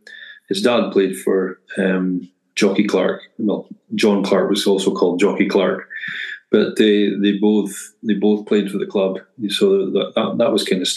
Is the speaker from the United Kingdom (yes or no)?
yes; Dingwall, Scotland, United Kingdom; growing up in Dingwall, born and bred